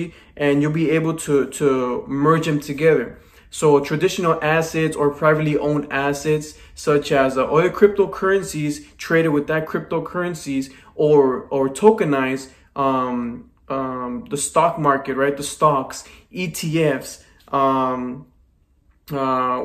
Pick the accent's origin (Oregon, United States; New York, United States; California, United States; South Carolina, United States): California, United States; Los Angeles; born and raised in Los Angeles, California